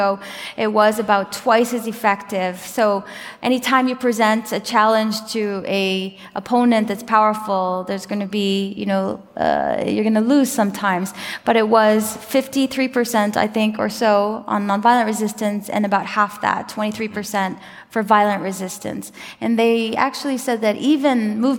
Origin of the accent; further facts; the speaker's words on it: United States; as an American